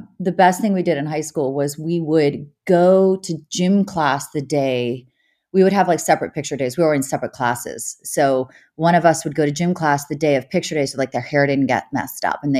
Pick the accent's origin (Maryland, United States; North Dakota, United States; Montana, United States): Maryland, United States; Frederick; We grew up in Western Maryland, a small town called Frederick, Maryland, which is fairly rural.